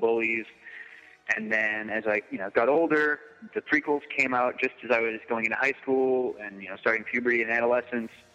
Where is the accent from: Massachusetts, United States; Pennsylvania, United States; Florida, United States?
Massachusetts, United States; also born or lived in Lynn, Massachusetts; I grew up in Massachusetts, uh, so I, I just moved from uh, Lynn